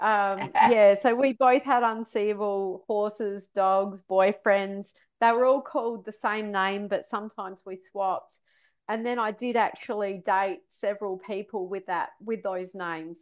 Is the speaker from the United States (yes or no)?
no; Australia; moved away as an adult; also born or lived in London, United Kingdom; I was brought up in Australia